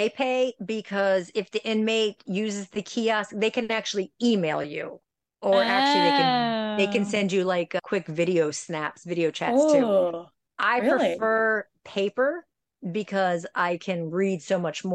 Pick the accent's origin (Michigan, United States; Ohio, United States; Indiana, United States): Ohio, United States; now in Florida, United States; I grew up in Ohio.